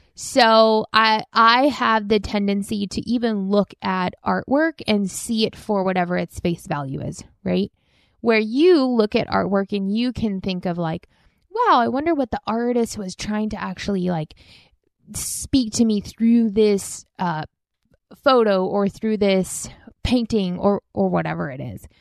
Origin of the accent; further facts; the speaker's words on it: United States; growing up in the United States